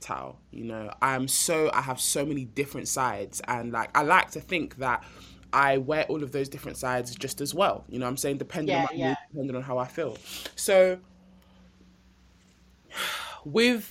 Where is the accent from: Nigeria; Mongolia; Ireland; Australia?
Nigeria; I'm Nigerian